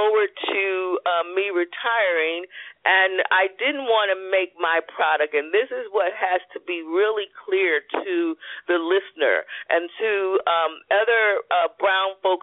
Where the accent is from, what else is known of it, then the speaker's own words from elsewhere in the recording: Philadelphia, Pennsylvania, United States; growing up in Philadelphia